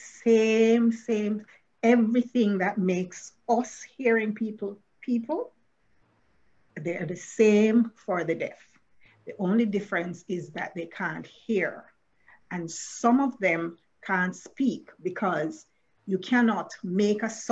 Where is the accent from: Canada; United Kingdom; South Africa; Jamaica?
Jamaica; I am Jamaican